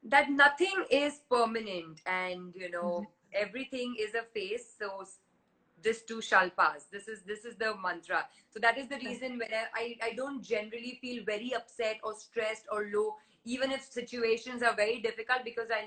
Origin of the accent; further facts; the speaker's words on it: India; Yes, I am an Indian. I am born and brought up in India. I speak Hindi fluently. I understand Marathi, Punjabi.